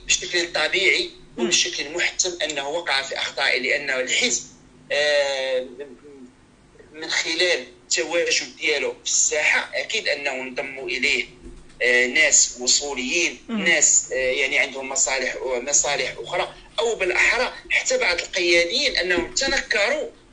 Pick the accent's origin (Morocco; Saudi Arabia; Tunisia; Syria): Morocco; هنا كاين عندنا في المغرب